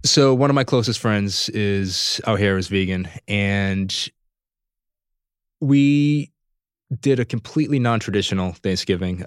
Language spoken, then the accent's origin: English; Providence, Rhode Island, United States; moved away as an adult; now in Los Angeles, United States; I'm originally from Providence, Rhode Island